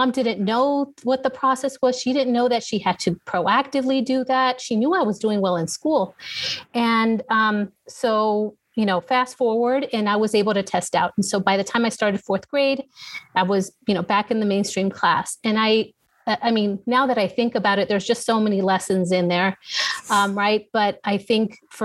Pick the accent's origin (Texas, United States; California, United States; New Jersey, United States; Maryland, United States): California, United States; Los Angeles; moved away as an adult; now in San Antonio, United States; born and raised in Southern California